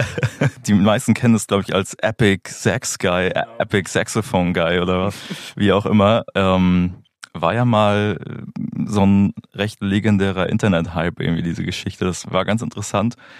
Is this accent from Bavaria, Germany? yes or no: no; Schleswig-Holstein, Germany; also born or lived in Hamburg; now in Berlin, Germany; Ich komme ursprünglich aus Schleswig-Holstein, habe dann in Hamburg äh, Musikmanagement studiert